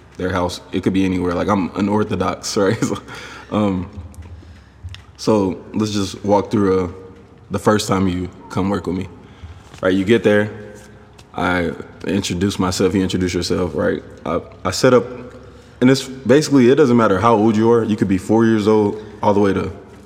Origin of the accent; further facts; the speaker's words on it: Garland, Texas, United States; also born or lived in Stephenville, Texas; I'm from Garland, Texas, you guys. That's in the Dallas County. So about 2.5 hours from Stephenville is where I grew up